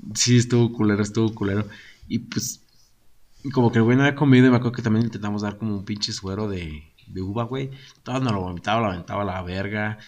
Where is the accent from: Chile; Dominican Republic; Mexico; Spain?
Mexico; San José; Nosotros en San José